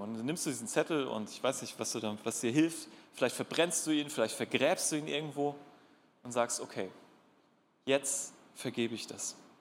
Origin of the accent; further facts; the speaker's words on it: North Sea coast, Germany; now in Darmstadt, Germany; Und ich bin an der Nordsee groß geworden